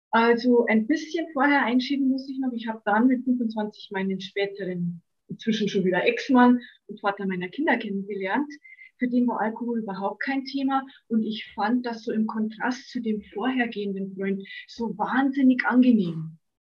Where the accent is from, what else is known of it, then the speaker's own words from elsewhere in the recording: Bavaria, Germany; bin ich auch hier in Bayern auf dem Land groß geworden